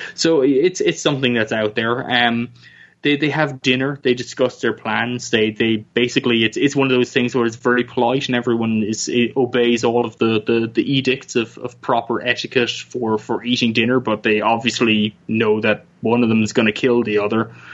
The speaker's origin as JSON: {"language": "English", "country": "Ireland", "tie": "born or raised there", "said": "I grew up in Ireland, where it's very cold"}